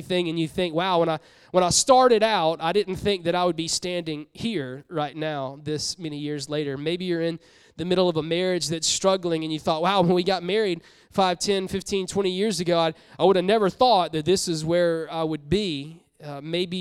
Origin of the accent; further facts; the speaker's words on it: Columbia, South Carolina, United States; moved away; I'm from South Carolina. I love South Carolina. I'm like, love it. Grew up in Columbia